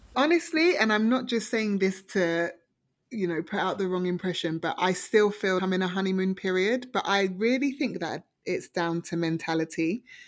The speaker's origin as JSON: {"language": "English", "region": "London", "country": "United Kingdom", "tie": "born or raised there", "also_born_or_lived": "Oxford", "moved": "as an adult", "lives_now": "Toronto, Canada", "said": "I grew up in Harlesden"}